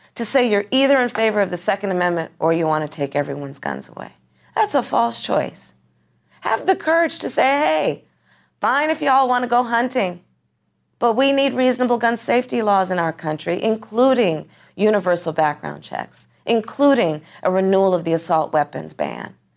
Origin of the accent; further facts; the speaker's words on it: California, United States; my home state of, of, of California, Gilroy